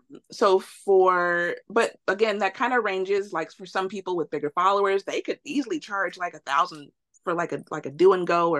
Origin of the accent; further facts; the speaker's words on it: Chicago, Illinois, United States; moved away as an adult; now in Los Angeles, United States; I was born and raised in Chicago, lived in Chicago my whole life